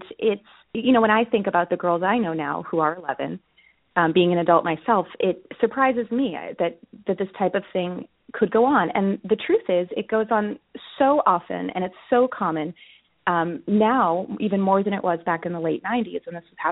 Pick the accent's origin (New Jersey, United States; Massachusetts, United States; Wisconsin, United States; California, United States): Massachusetts, United States; Boston; I grew up in the Boston area.